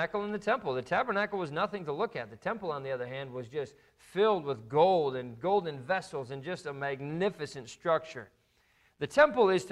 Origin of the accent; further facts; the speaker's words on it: just outside of Notre Dame, Indiana, United States; we grew up just outside of Notre Dame